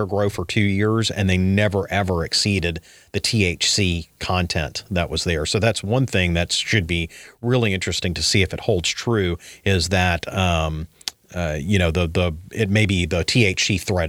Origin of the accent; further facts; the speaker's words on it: New Orleans, Louisiana, United States; I'm from New Orleans.